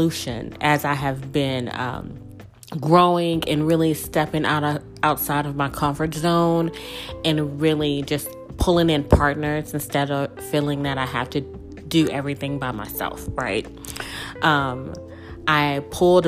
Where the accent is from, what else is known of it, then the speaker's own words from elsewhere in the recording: Mississippi, United States; moved away as an adult; also born or lived in New Orleans, Louisiana; The small town girl from Mississippi that was born and raised in Mississippi, but I grew up in New Orleans because I spent the majority of my adult life in the city.